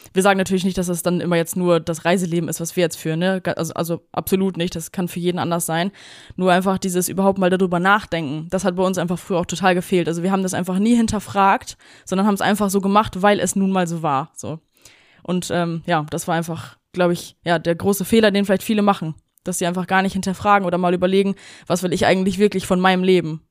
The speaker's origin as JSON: {"language": "German", "country": "Germany", "said": "als Deutsche"}